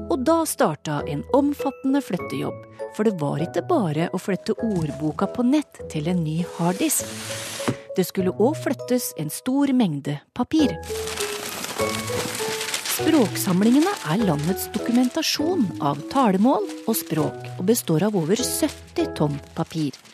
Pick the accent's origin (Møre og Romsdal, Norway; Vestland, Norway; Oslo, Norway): Vestland, Norway; Voss; accent: Vossamål; Jeg har Vossamål.